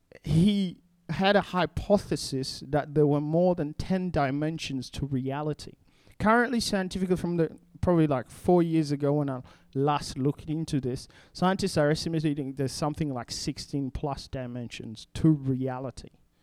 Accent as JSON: {"language": "English", "country": "DR Congo", "tie": "born or raised there", "second_language": "English", "said": "So if I come from the Congo and I grew up in a completely different culture. I already spoke two languages by the time I was 12. And so when we're talking, I had to learn how to think in English"}